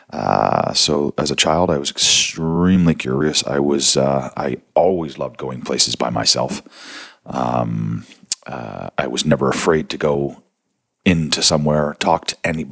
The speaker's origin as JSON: {"language": "English", "town": "Niagara-on-the-Lake", "region": "Ontario", "country": "Canada", "tie": "born or raised there", "also_born_or_lived": "St. Catharines, Ontario", "moved": "yes", "lives_now": "Toronto, Canada", "said": "I grew up in the Niagara region in Ontario, wine region"}